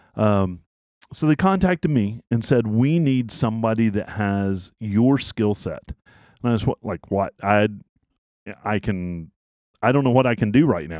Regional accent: East Tennessee, United States; I grew up in East Tennessee

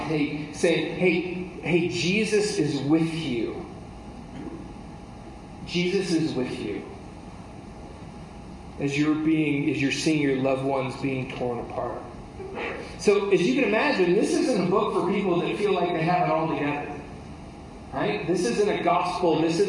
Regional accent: United States

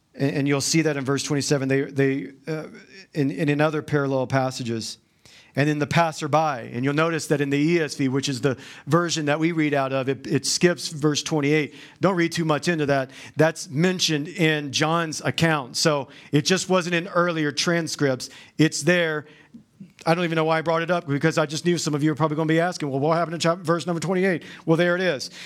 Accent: the South, United States; I'm from the South

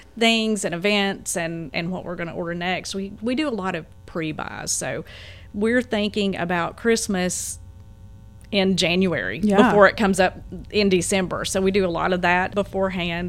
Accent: Dalton, Georgia, United States; I was born and raised in Dalton

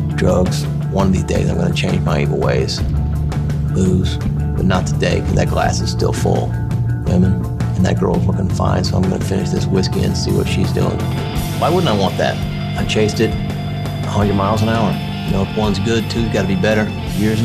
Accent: Kansas City, United States; I grew up here in the Kansas City area, one of the suburbs of Kansas City

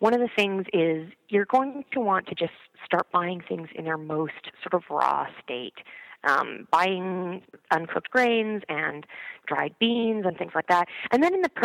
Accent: Canada; moved away as an adult; now in New York City, United States; I grew up in Canada, and I moved to New York City about 4 years ago

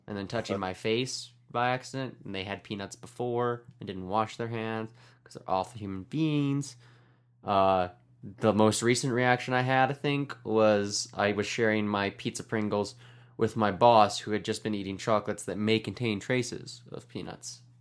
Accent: Canada; I'm Canadian

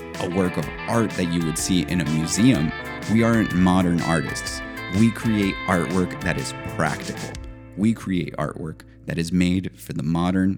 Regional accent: León, Guanajuato, Mexico; We are from León, Guanajuato, a town rich in history in both leather goods and particularly footwear. That's how my grandfather started as an artisan

